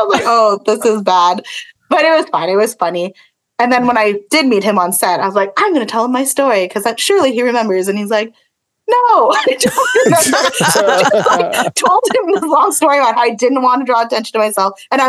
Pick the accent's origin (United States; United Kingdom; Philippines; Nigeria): Philippines; it wasn't me, but I am Filipino.